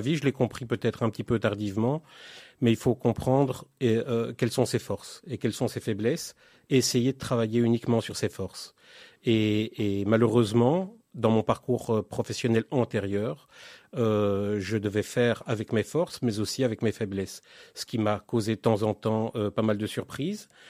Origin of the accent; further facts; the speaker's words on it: Belgium; moved away as an adult; now in Israel; je suis né en Belgique en 1972